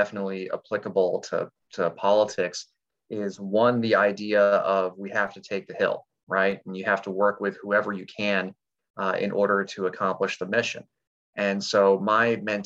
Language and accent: English; Centreville, Virginia, United States; also born or lived in Arlington, Virginia / Alexandria, Virginia; I was born in Arlington, lived in Alexandria until 1992, and then grew up out in Fairfax County in Centerville.